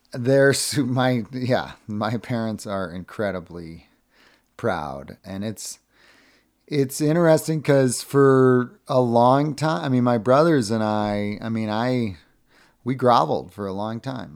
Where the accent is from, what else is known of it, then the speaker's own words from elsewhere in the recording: Cape Cod, Massachusetts, United States; growing up on Cape Cod